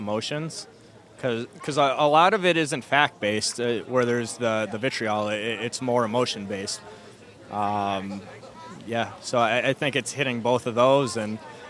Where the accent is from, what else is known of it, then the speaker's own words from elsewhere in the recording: Chicago, Illinois, United States; I'm from Chicago.